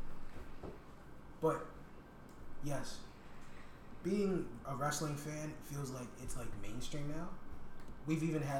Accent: New York, United States; I'm from New York

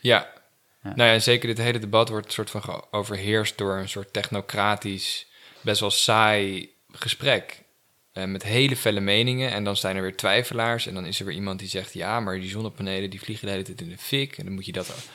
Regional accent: het Gooi, North Holland, Netherlands; moved away as an adult; also born or lived in Amsterdam / Hilversum / Groningen / Perugia, Italy; Ik ben geboren in Amsterdam. Oké. En opgegroeid in het Gooi.

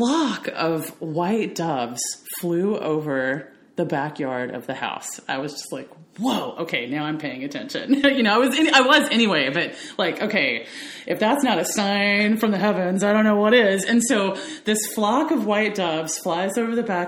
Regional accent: the South, United States; growing up in the South

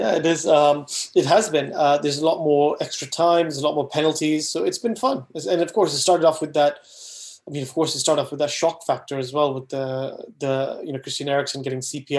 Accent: Wales, United Kingdom; also born or lived in Saudi Arabia; even though as a Welshman, I support Wales

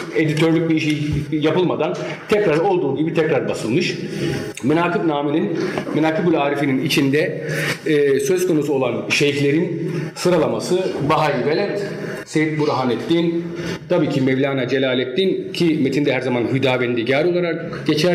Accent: Germany; Çünkü Almanya doğumluyum. Yani bütün malzeme hep Almanya'da geçmiştir. Ee, Almanya'da büyüdüm

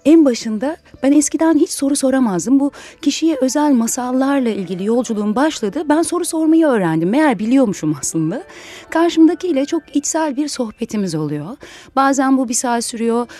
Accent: Istanbul, Turkey; aslında İstanbul menşeliyim.

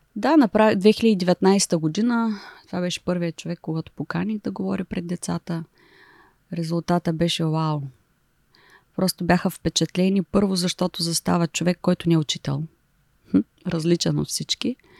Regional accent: Silistra, Silistra Province, Bulgaria; also born or lived in Shumen / England / Germany / United Arab Emirates; now in Varna, Bulgaria; аз съм от Силистра

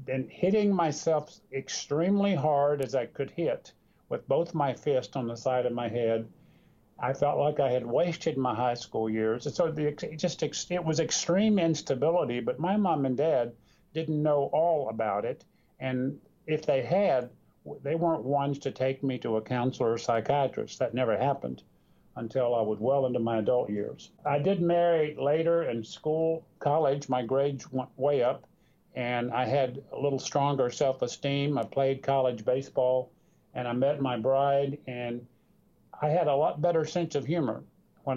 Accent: North Carolina, United States; I grew up in North Carolina

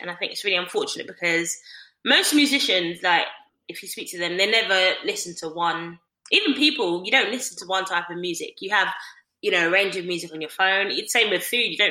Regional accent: London, United Kingdom; I'm East Londoner. I grew up in the East and with my family

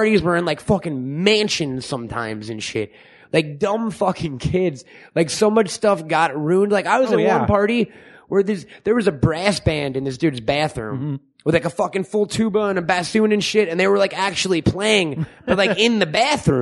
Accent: Long Island, New York, United States; I grew up in Long Island

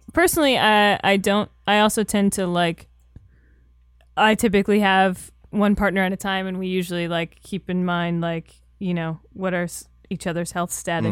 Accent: Florida, United States; I'm from Florida.

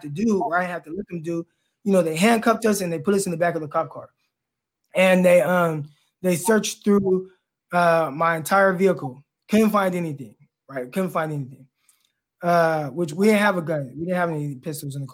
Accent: California, United States; We're both from California

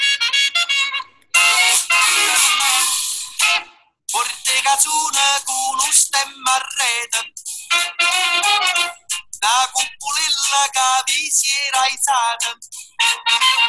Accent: Gold Coast, Queensland, Australia; I was a guy from the Gold Coast

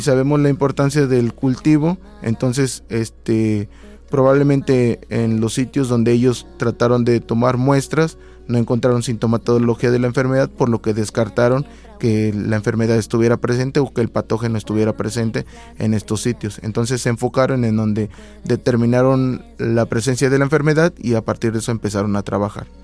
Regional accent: Tlapacoyan, Veracruz, Mexico; moved away as an adult; now in Xalapa, Mexico; Yo soy de Tlapacoyan, de Tlapacoyan, Veracruz.

